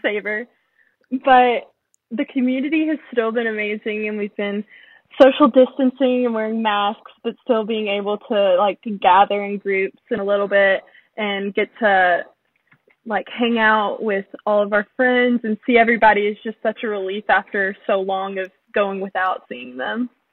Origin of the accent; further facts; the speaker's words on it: Owensboro, Kentucky, United States; moved away as an adult; I'm from Owensboro, Kentucky, a small town in western Kentucky, and I'm 19.